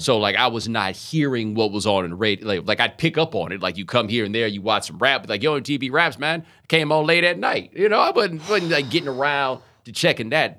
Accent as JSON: {"language": "English", "town": "Houston", "region": "Texas", "country": "United States", "tie": "born or raised there", "also_born_or_lived": "Atlanta, Georgia", "moved": "as an adult", "said": "I was born in Atlanta, we moved to Houston when I was seven."}